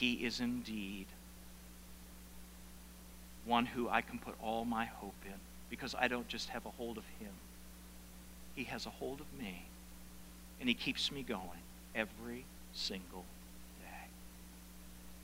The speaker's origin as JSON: {"language": "English", "town": "South Paris", "region": "Maine", "country": "United States", "tie": "born or raised there", "said": "the upstairs farmhouse that I grew up in South Paris, Maine, 30 years ago"}